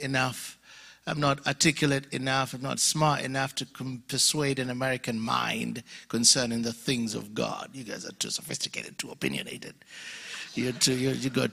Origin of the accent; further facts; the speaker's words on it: Uganda; accent: mixture of accents; moved away; I'm from Uganda, born and raised in Uganda, Alabama. No, Uganda, Africa.